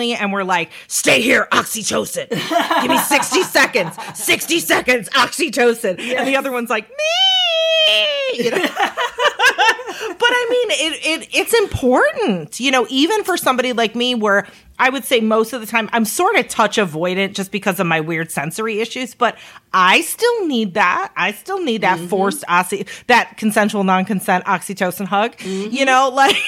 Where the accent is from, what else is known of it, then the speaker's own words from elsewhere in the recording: United States; us as a American society